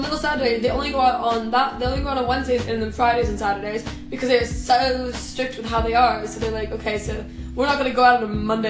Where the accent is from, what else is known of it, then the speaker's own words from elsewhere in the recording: Canada; moved away as an adult; now in Sweden; I am Canadian.